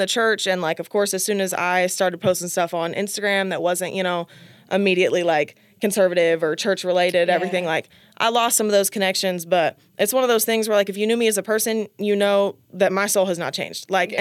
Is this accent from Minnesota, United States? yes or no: no; Modesto, California, United States; I'm from Modesto